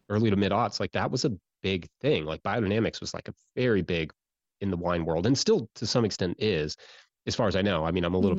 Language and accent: English; Central Kentucky, United States; I grew up in Central Kentucky